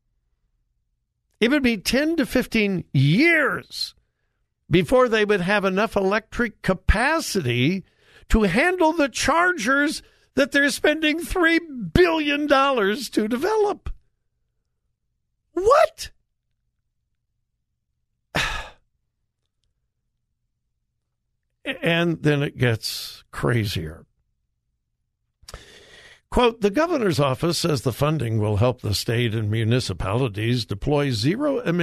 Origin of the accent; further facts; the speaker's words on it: California, United States; moved away; This is my home state of California